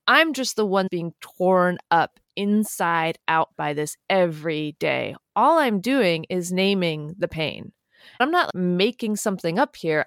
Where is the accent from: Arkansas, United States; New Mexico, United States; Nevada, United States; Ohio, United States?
New Mexico, United States; Albuquerque; I grew up in New Mexico